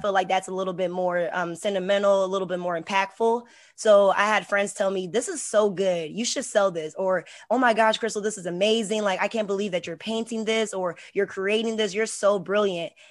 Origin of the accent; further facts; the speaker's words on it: Hampton, Virginia, United States; also born or lived in Houston, Texas; I'm also from Hampton, Virginia, so the seven five